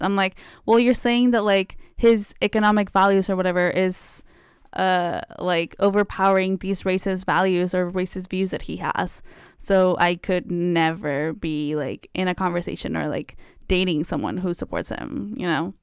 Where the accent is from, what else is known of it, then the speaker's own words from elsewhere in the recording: Mexico; now in United States; I grew up in Mexico, so, like, it was also very different. I, like, n, since I moved to the U S